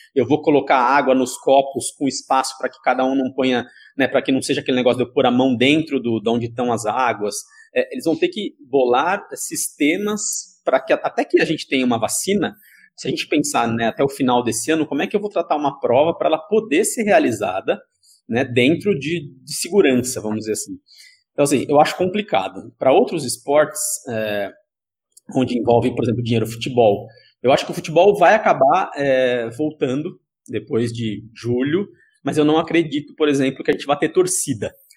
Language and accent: Portuguese; Sorocaba, São Paulo, Brazil; eu sou de Sorocaba